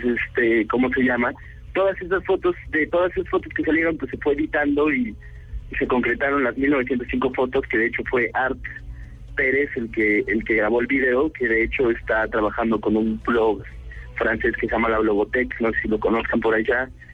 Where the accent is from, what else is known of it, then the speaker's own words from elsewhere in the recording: Mexico City, Mexico; somos de México, del DF, de la capital